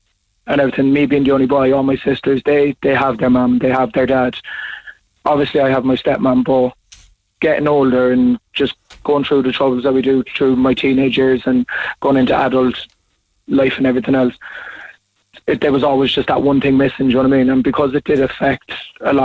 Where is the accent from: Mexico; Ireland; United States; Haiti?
Ireland; Cork, Munster; We're all from Mahon. So from the Mahon area